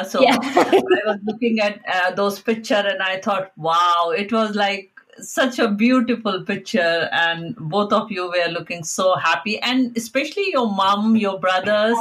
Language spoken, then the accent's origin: English; India; we are basically from India